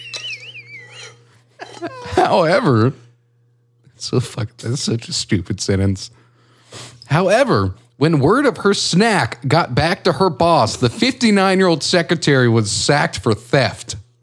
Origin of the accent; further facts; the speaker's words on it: United States; I'm American